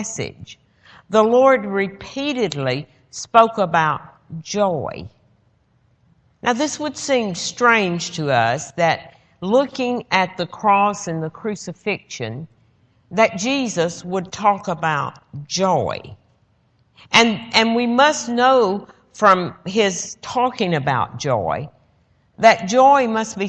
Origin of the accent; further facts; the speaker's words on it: Georgia, United States; I'm from Georgia